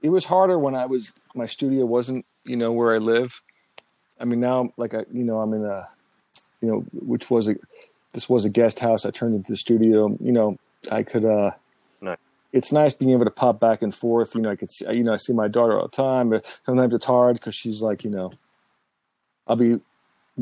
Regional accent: New York, United States; I was born in New York and raised here

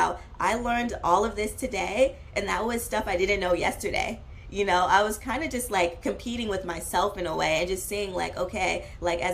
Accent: Oakland, California, United States; I grew up in Oakland, and Oakland is like very diverse

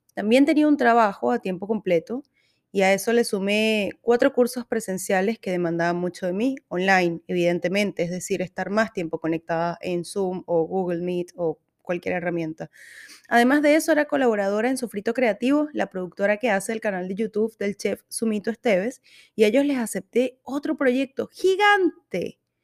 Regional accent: Venezuela; moved away as an adult; now in Santiago, Chile; Soy venezolana. Vivo en Santiago de Chile desde hace un poco más de cinco años.

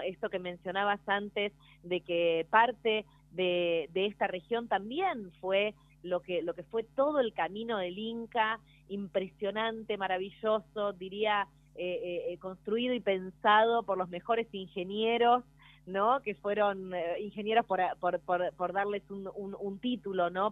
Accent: Buenos Aires, Argentina; como porteña desde la ciudad autónoma de Buenos Aires

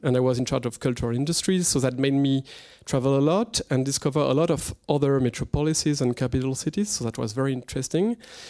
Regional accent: France; accent: French; English is a second language; I will ask you to excuse my French accent.

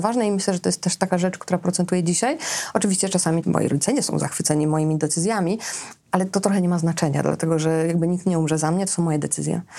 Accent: Srebrna Góra, Lower Silesian Voivodeship, Poland; moved away; Ja pochodzę ze wsi, z miejscowości, która nazywa się Srebrna Góra, tam jest 600 mieszkańców

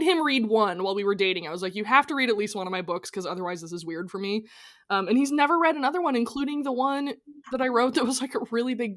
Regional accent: Edmonds, Washington, United States; we grew up in Edmonds. It's not like rich people land

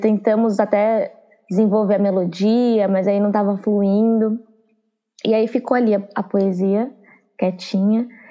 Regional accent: São Paulo, Brazil; also born or lived in Juazeiro, Bahia / Curaçá, Bahia / Santo André; depois a gente foi para a Zona Sul de São Paulo e eu passei a maior parte da minha infância

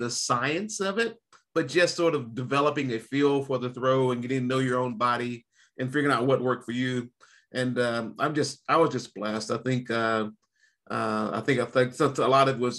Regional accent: North Carolina, United States; I'm from North Carolina

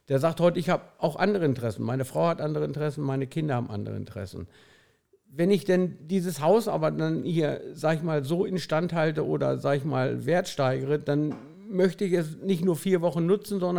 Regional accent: Mardorf, Lower Saxony, Germany; born there; Das ist auch in der Nähe wo ich geboren bin. Ich bin ja am Wasser unten geboren in Mardorf 1956.

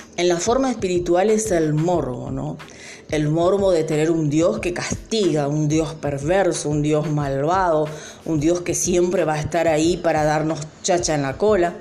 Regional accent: Argentina; nosotros también como argentinos

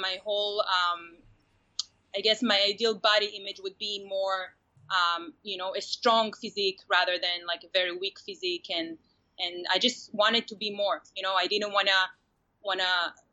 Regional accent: Israel; I was born and raised in Israel

